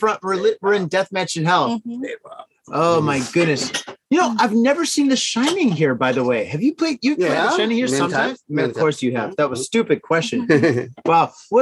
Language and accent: English; Detroit, Michigan, United States; moved away as an adult; now in Tokyo, Japan; I'm from Detroit.